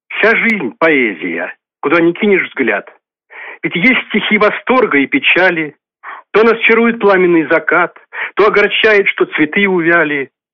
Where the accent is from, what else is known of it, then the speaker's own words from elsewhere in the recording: Novomoskovsk, Tula Oblast, Russia; Я коренной житель города Новомосковска, здесь родился, здесь живу